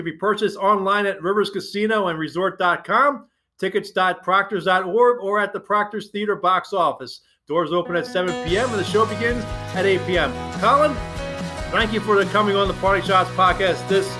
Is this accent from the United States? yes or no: yes; Philadelphia, Pennsylvania, United States; I grew up in Philadelphia back in the days of the Broad Street Bullies.